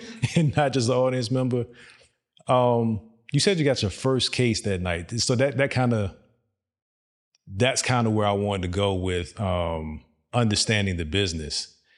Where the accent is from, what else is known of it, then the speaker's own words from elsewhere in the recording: Virginia, United States; moved away as an adult; also born or lived in Dubai; now in Texas, United States; I knew I was coming to Texas, but we're from Virginia